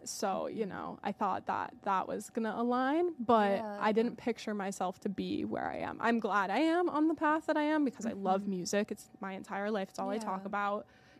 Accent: Maine, United States; Look at pictures of me growing up in Maine.

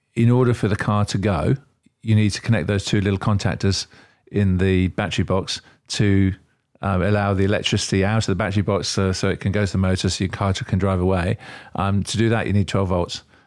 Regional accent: Australia; also born or lived in England; now in United Kingdom; I'm originally Australian.

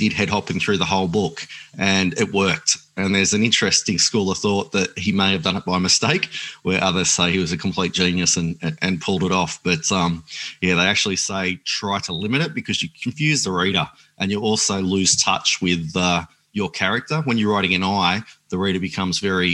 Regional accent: Grafton, New South Wales, Australia; We used to live in the bush at a place called Bayougal near Grafton

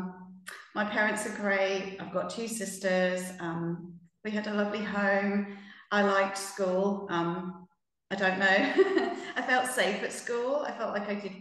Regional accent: United Kingdom; also born or lived in Norway; I come from the UK.

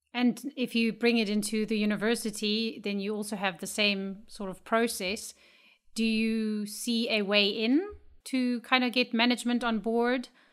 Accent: Namibia; I am from Namibia

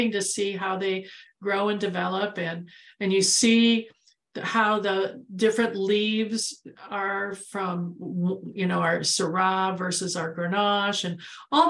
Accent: Midwest, United States; now in Arizona, United States; I'm from the Midwest

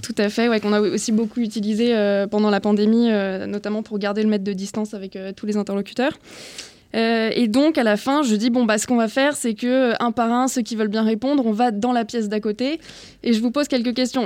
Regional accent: Brittany, France; je viens de Bretagne

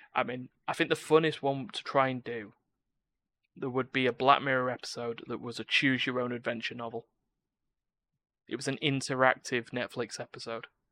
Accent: United Kingdom; I'm British

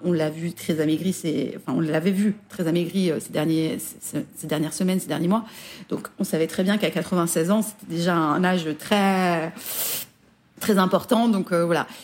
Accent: France; also born or lived in Belgium; now in United Kingdom; je suis une française, j'ai ma culture française

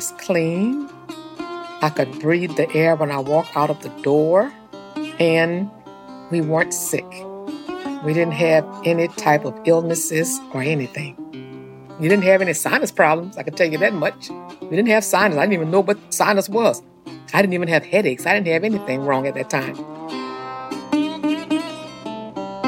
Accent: St. James Parish, Louisiana, United States; I grew up in St. James Parish in a little area called Chapman Town

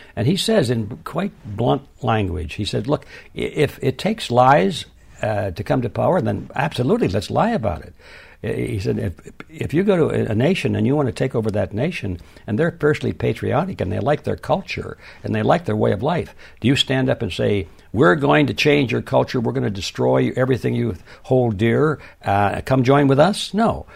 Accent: Detroit, Michigan, United States; I was born and raised in Detroit

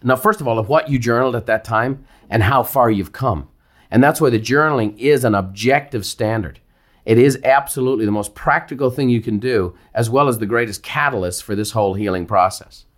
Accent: Ireland; growing up in Ireland

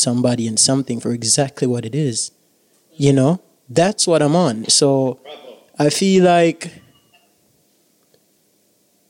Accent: Jamaica; I'm proud to be Jamaican. I always will be, because I am the Jamaican that I am

